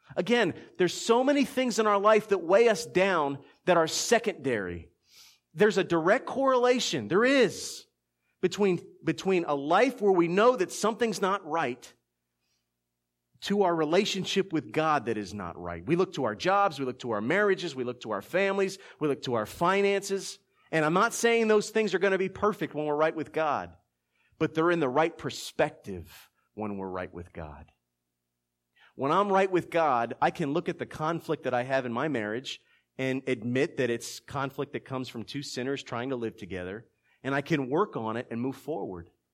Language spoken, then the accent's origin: English; Philadelphia, Pennsylvania, United States; now in South Georgia, United States; being born and raised in Philadelphia